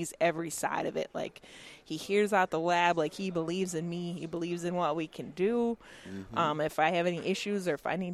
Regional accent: Canandaigua, New York, United States; I'm back in my local, like my hometown. So our practice is in Canandaigua, New York

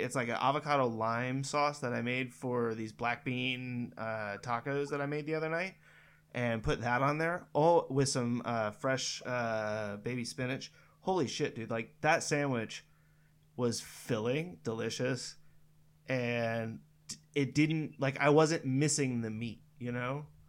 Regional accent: Northern California, United States; I grew up in Northern California

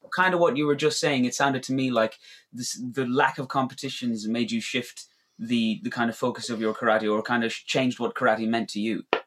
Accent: Roscommon, Connacht, Ireland; moved away; also born or lived in Cork; some people in the dojo still think I'm from Cork because I moved from there to here, but I'm not. I'm from Roscommon

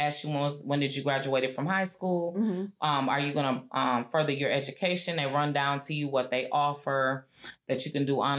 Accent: Minnesota, United States; moved away as an adult; also born or lived in Texas / Oklahoma; I was from Minnesota, but I'm way down in Texas.

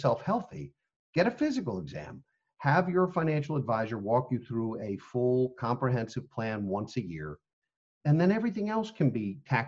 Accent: United States; as American people

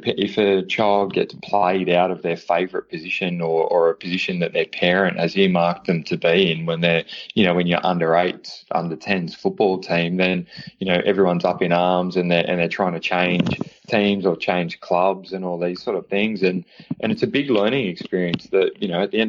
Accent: Australia; being Australian

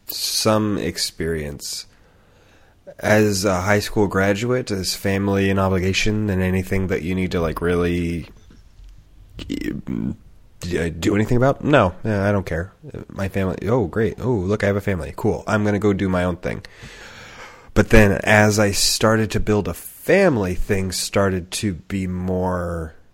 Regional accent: Kentucky, United States; from Pike County, Kentucky. I am a castaway on Survivor.

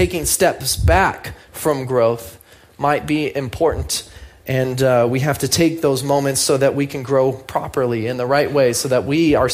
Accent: United States; I'm an American

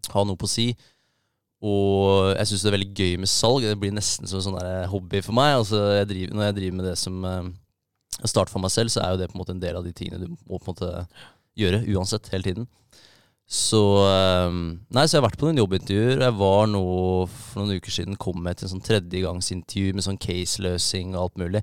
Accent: Minnesund, Akershus, Norway; moved away as an adult; also born or lived in Årnes / Kløfta; now in Bodø, Norway; vokste jeg opp eh, på Minnesund, rett ved Eidsvoll

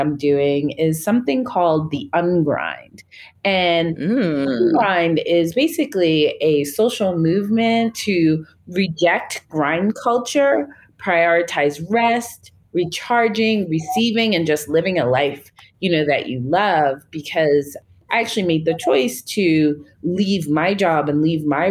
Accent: Long Island, New York, United States; moved away as an adult; now in Nairobi, Kenya; I am from Long Island, New York in the U.S.

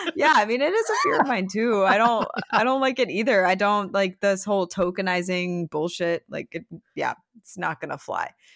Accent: Michigan and Ohio, Midwest, United States; when I was in high school and growing up in Michigan and Ohio

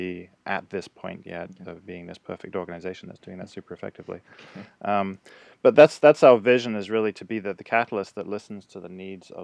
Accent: United Kingdom; now in United States; being British, I became the American liaison to Float Collective

